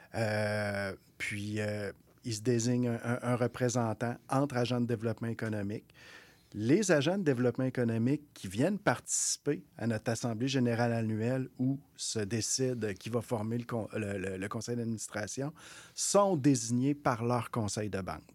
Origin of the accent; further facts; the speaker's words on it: Quebec City, Quebec, Canada; also born or lived in Maliotenam (Uashat mak Mani-utenam), Quebec; je suis né là, mais je suis parti à peu près à quatre ans. Puis, je, j'ai été m'établir dans, la ville de Québec, où, où, je suis maintenant depuis plusieurs années